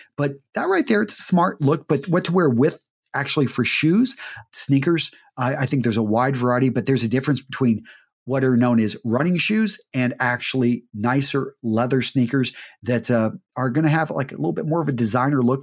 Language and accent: English; Midland, Texas, United States; I grew up in Midland, Texas